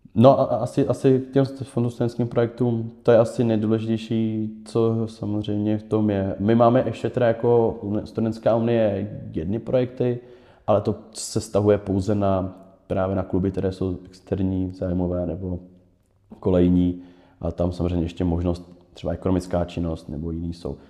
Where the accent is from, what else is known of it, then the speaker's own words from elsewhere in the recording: Prague, Czechia; já jsem Pražák